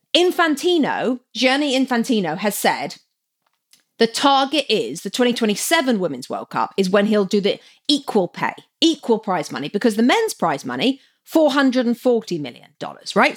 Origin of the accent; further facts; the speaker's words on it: England, United Kingdom; moved away; growing up in England